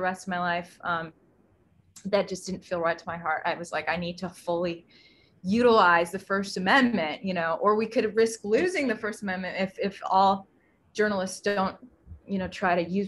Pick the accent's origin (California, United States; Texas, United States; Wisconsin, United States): Wisconsin, United States; moved away as an adult; also born or lived in New York / Houston; I'm originally from Wisconsin, grew up in Wisconsin